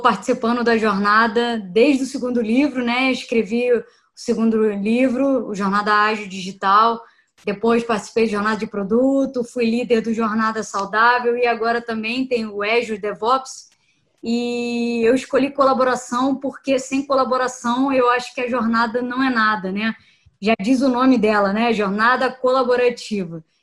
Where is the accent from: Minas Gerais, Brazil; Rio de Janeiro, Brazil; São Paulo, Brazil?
Rio de Janeiro, Brazil; sou do Rio de Janeiro